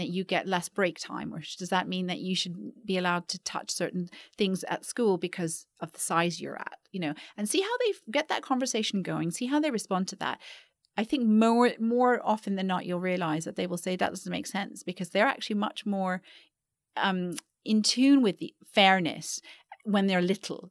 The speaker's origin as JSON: {"language": "English", "town": "Vancouver", "region": "British Columbia", "country": "Canada", "tie": "born or raised there", "also_born_or_lived": "London / New York", "moved": "as an adult", "lives_now": "Singapore", "said": "I grew up in Vancouver"}